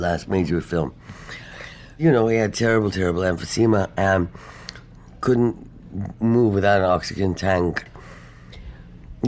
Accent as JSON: {"language": "English", "region": "London", "country": "United Kingdom", "tie": "born or raised there", "moved": "as an adult", "said": "I grew up in London"}